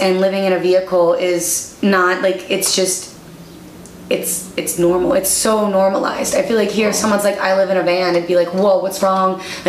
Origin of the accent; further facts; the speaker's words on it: Iowa, United States; now in Milwaukee, United States; we grew up in Iowa, so we're like, it's cool, we can handle the winter.